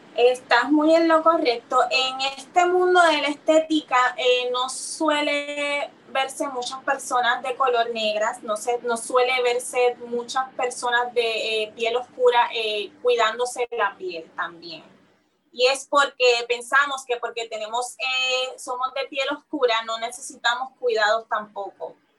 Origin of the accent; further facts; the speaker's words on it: Carolina, Puerto Rico; moved away as an adult; also born or lived in San Juan, Puerto Rico / New York, United States; yo nací aquí en San Juan, Puerto Rico, en Santurce, San Juan. Eh, fui criada en el área, en el pueblo de Carolina.